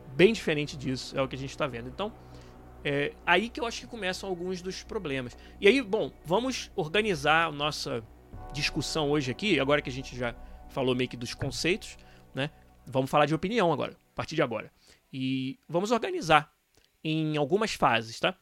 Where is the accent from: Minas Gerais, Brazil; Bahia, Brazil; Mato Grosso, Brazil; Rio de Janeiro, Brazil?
Rio de Janeiro, Brazil; Eu sou do estado do Rio